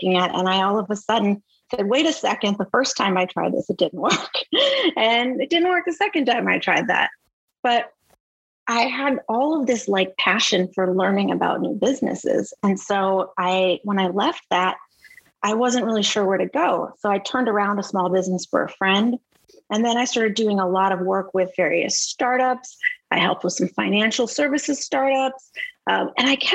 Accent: Boston, Massachusetts, United States; moved away as an adult; also born or lived in Los Angeles; I'm from Boston originally, and I moved from Los Angeles back to Boston

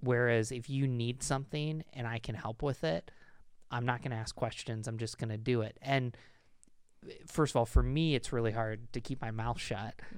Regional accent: United States; also born or lived in Pennsylvania / Rochester; I'm an American

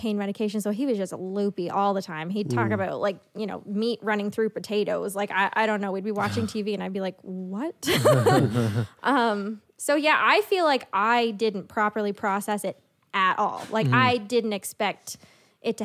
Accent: Sussex, New Brunswick, Canada; also born or lived in Moncton; I grew up in Sussex. So like in New Brunswick, a small town

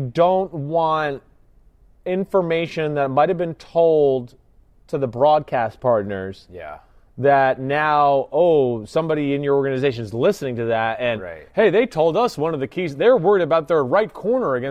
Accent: New Jersey, United States; I'm from New Jersey

